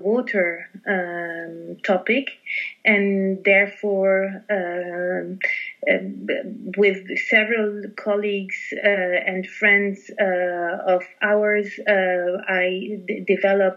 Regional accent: Lebanon; now in Paris, France; I'm based in Paris, and I was born in Lebanon.

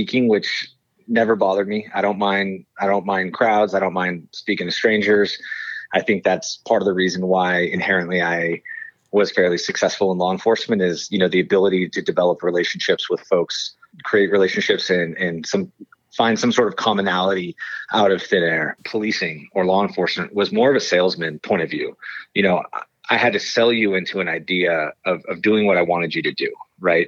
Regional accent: Livermore, California, United States; also born or lived in Chico, California; I was born and raised in Livermore, California

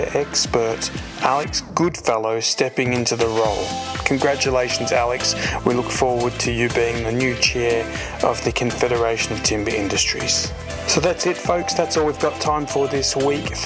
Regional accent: Melbourne, Victoria, Australia; my hometown in Melbourne

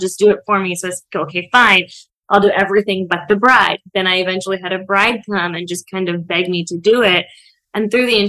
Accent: India; also born or lived in United States; I grew up both in India and in the US.

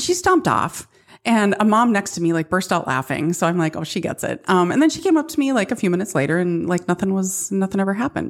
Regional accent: Midwest, United States

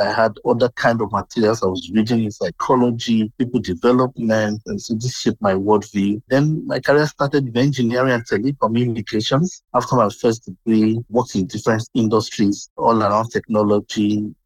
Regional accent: southwestern Nigeria, Nigeria; I was born in Nigeria, that's in West Africa. I had my younger years in the southwestern region of Nigeria.

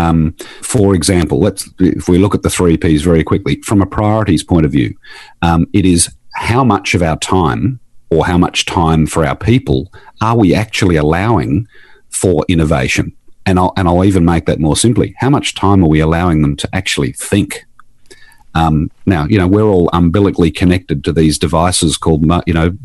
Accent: Queensland, Australia; I'm from Queensland

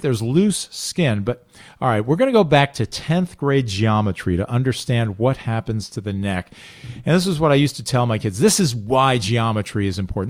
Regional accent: Highland Falls, New York, United States; also born or lived in Manhattan, New York; I grew up in Orange County, Highland Falls, New York, and I looked out my back window for seventeen years living at home

